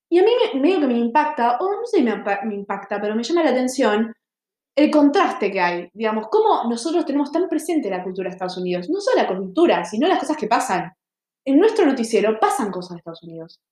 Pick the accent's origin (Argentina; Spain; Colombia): Argentina